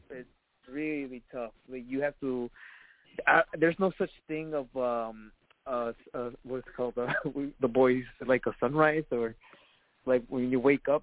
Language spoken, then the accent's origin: English; Chicago, Illinois, United States; I grew up in Pilsen, actually, and uh, in okay. Little Village also. I grew up there, and then Archer Heights.